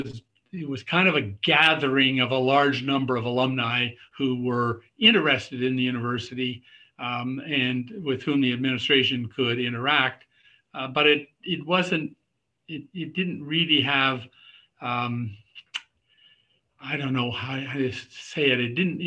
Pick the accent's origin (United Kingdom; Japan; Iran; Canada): Canada; also born or lived in Kingston; So I would say I grew up as a Canadian across the country. We had many postings to Kingston, though, so I did know Kingston quite well.